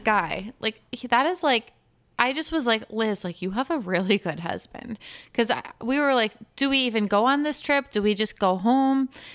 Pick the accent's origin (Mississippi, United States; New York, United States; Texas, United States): New York, United States; I'm from New York